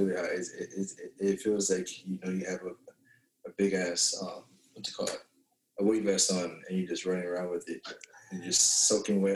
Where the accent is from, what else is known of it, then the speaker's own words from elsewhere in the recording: Palm Beach, Florida, United States; moved away as an adult; now in California, United States; I grew up in Deerfield first when I moved to Palm Beach, Florida at like 7 years old